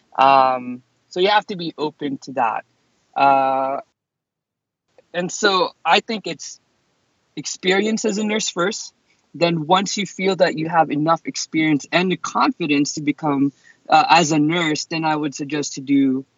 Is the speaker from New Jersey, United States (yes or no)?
no; New York City, New York, United States; moved away as an adult; also born or lived in Boston; I moved to Boston because I'm originally from New York City